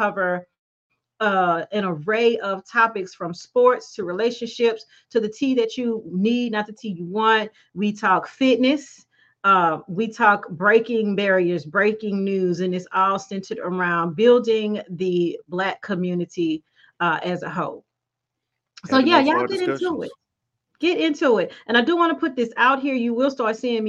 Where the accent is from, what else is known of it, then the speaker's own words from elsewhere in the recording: Brookhaven, Mississippi, United States; my hometown of Brookhaven, Mississippi.